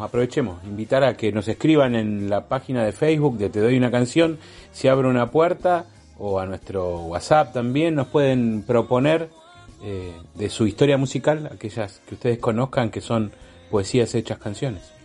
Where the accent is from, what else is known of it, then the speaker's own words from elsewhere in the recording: Argentina; como argentinos